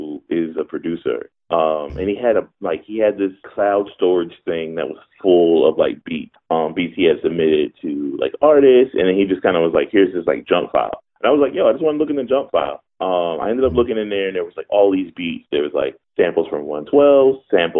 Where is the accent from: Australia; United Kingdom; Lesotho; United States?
United States; Philadelphia, Pennsylvania; I was born and raised in Philadelphia